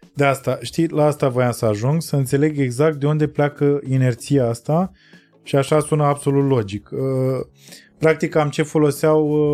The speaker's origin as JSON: {"language": "Romanian", "country": "Romania", "said": "noi ca români și noi ca tătari"}